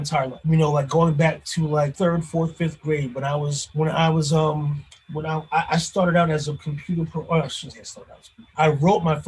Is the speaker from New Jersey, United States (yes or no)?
yes; Paterson, New Jersey, United States; born or raised there